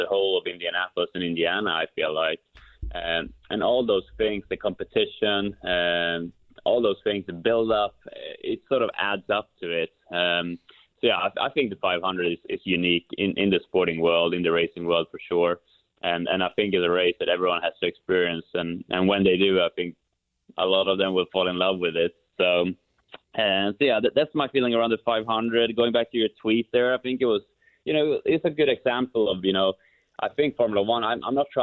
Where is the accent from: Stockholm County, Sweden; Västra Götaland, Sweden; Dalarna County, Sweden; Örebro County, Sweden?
Örebro County, Sweden; Kumla; moved away; my hometown of Kumla, Sweden